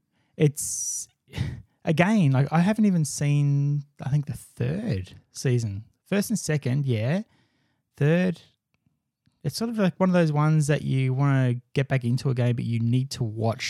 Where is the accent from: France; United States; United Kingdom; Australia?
United Kingdom; It's like, man, I'm British.